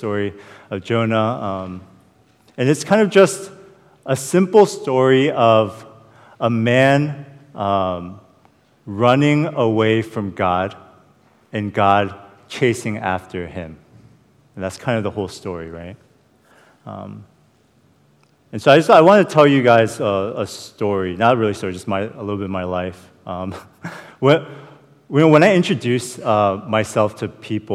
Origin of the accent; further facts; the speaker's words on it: Falls Church, Virginia, United States; I was born and raised in Falls Church